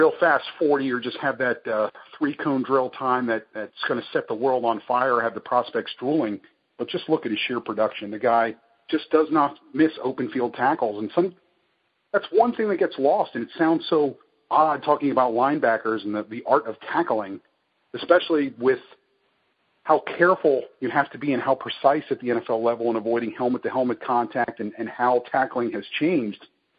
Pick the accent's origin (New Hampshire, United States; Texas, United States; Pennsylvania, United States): Pennsylvania, United States; Lebanon; he is from Lebanon, Pennsylvania, my hometown.